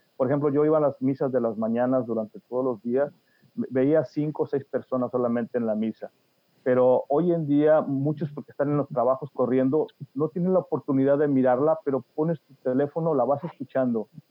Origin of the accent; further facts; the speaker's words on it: Veracruz, Mexico; moved away as an adult; now in New Jersey, United States; Yo soy del estado de Veracruz, de hmm. un pueblo muy pequeño en la parte central, Plan de las Saya se llama